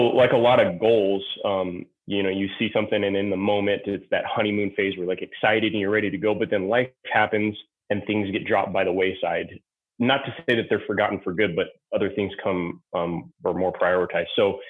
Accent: Tucson, Arizona, United States; moved away as an adult; I was born and raised in Tucson, Arizona, which I actually came back to after retiring from the Army. Went to high school here

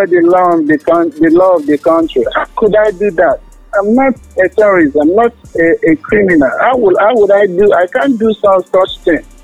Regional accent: Nigeria; I'm from Nigeria.

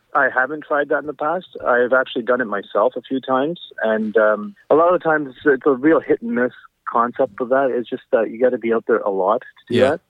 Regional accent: Abbotsford, British Columbia, Canada; also born or lived in Surrey / Burnaby; I was born and raised in Abbotsford

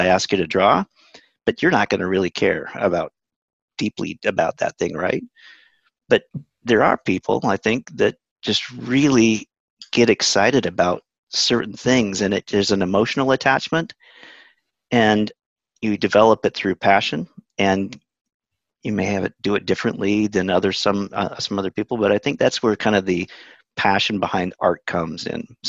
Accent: Utah, United States; moved away as an adult; also born or lived in California / Arizona; now in Upstate New York, United States; I'm originally from Utah, and grew up in Utah

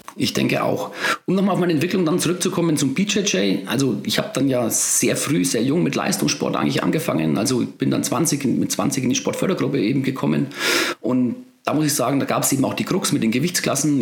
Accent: Bavaria, Germany; bei uns in Bayern

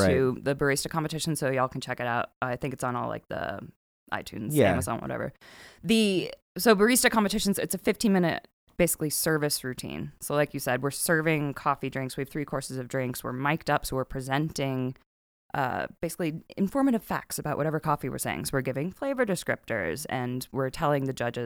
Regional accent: Atlanta, Georgia, United States; moved away; I was back home in Atlanta visiting

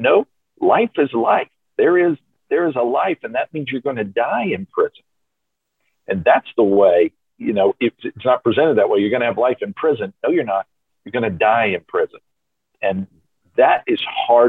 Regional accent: Memphis, Tennessee, United States; where I grew up in Memphis

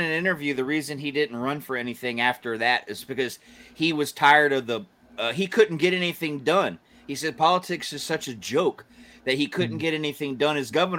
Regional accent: Georgia, United States; I was born and raised in Georgia. I don't want to step foot back there

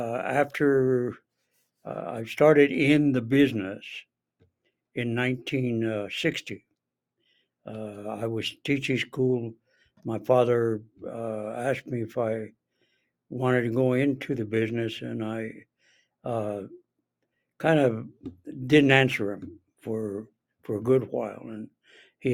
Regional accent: Santa Fe, New Mexico, United States; now in Albuquerque, United States; I was born and raised in Santa Fe

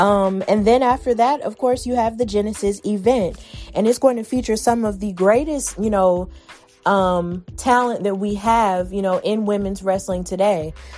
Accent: Alabama, United States; I'm so proud that it's taking place in my home state of Alabama. Whoop whoop, ….

